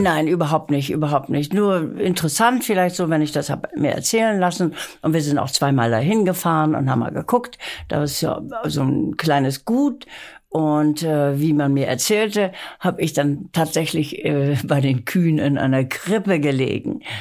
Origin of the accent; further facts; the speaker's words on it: Lübeck, Schleswig-Holstein, Germany; now in Hamburg, Germany; ich bin in Lübeck aufgewachsen